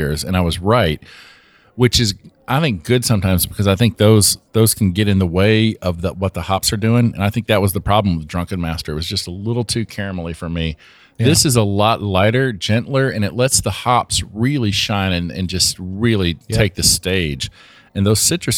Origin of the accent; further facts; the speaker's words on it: Nashville, Tennessee, United States; I'm from Nashville